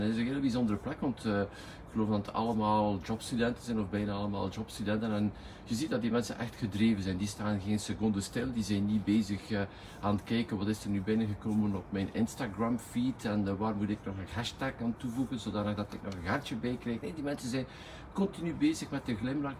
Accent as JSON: {"language": "Dutch", "region": "West Flanders", "country": "Belgium", "accent": "West Flemish", "said": "al onze eerder West-Vlaams accent"}